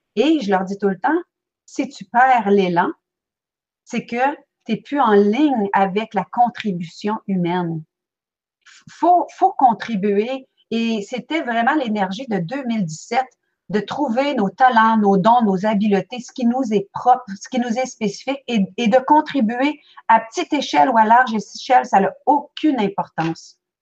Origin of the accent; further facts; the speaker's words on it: Belgium; now in Quebec, Canada; je suis née en Belgique